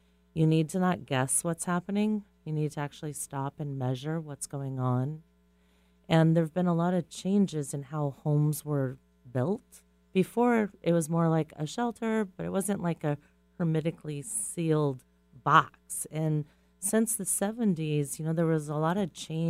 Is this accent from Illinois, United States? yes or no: no; Kauai, Hawaii, United States; moved away; I grew up in Kauai, where I had the joy of living through 2 hurricanes